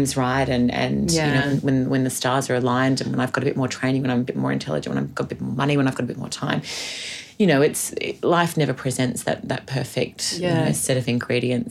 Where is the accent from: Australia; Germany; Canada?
Australia; as Australian women